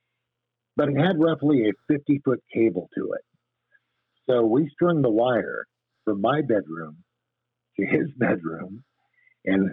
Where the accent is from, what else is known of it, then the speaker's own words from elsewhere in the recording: Raymond, Washington, United States; when I grew up in Raymond, the population was right around 2,300